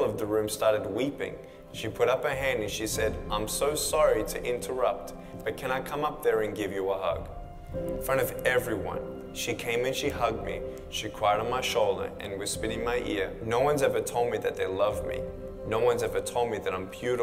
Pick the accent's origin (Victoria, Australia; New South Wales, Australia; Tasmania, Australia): Victoria, Australia; Melbourne; I was born in Melbourne, Australia, 1982